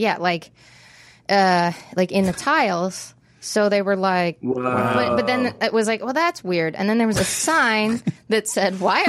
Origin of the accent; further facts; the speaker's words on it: Casper, Wyoming, United States; moved away; I'm from Casper, Wyoming.